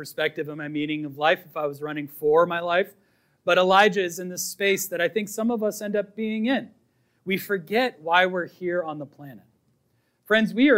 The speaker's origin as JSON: {"language": "English", "town": "Boston", "region": "Massachusetts", "country": "United States", "tie": "born or raised there", "said": "I was raised in Boston"}